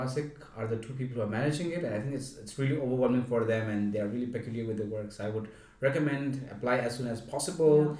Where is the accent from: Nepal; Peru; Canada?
Nepal; moved away as an adult; now in Stuttgart, Germany; So I come from Nepal, and in Nepal we live with our parents.